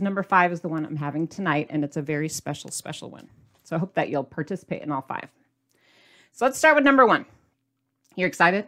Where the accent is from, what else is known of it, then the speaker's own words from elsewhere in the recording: Midwest, United States; I'm from the Midwest